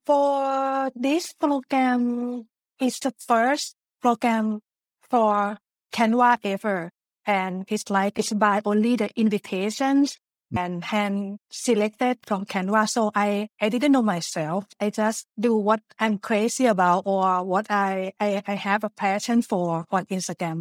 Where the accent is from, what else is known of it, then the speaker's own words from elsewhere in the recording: Thailand; English is a second language; moved away as an adult; also born or lived in Japan; now in Netherlands; I was born in Thailand before moving to Japan for studying Japanese and also worked there for two years